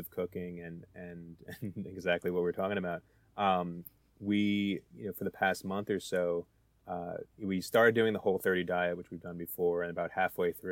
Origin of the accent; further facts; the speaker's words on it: New Jersey, United States; I'm I'm from New Jersey